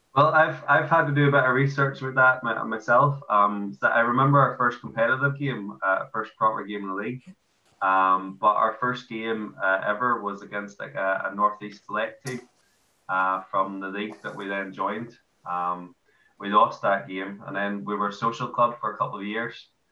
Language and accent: English; Ireland; moved away as an adult; now in Newcastle, United Kingdom; I'm Irish